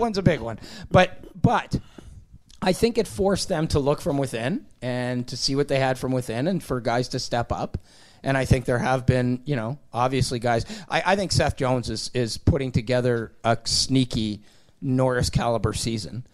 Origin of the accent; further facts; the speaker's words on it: Sudbury, Ontario, Canada; I'm from Sudbury